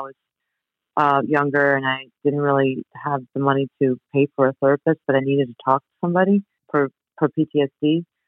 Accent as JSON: {"language": "English", "town": "New York City", "region": "New York", "country": "United States", "tie": "born or raised there", "said": "I grew up in New York. First time I was in the city, I grew up in Queens"}